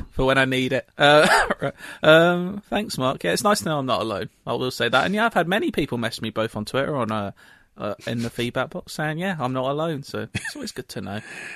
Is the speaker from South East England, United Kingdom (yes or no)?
no; London, United Kingdom; I'm on the very border of London. I'm still a Londoner. I call myself a Londoner.